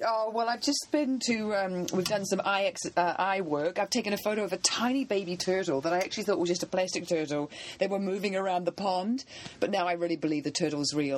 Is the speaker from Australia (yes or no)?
no; New Zealand; moved away; I'm from New Zealand